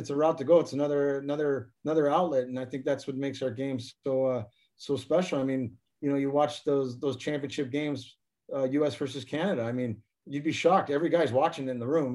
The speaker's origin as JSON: {"language": "English", "town": "Anchorage", "region": "Alaska", "country": "United States", "tie": "born or raised there", "also_born_or_lived": "New Jersey", "moved": "yes", "said": "I did grow up in Anchorage, Alaska"}